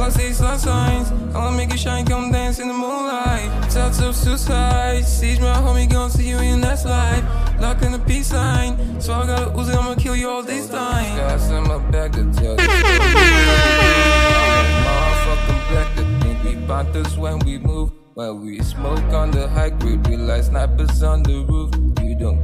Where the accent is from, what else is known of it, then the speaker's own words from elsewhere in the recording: Nigeria; I'm from Nigeria